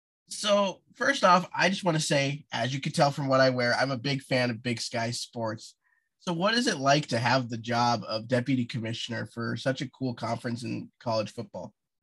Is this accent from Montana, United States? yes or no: yes; Montana, United States; I'm from Montana